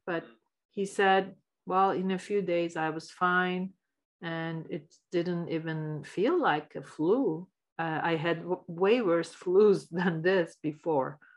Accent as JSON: {"language": "English", "region": "Istanbul", "country": "Turkey", "tie": "born or raised there", "moved": "as an adult", "lives_now": "Canada", "said": "I'm from Istanbul, Turkey. I was born there and I lived there until I was uh, mid 30s"}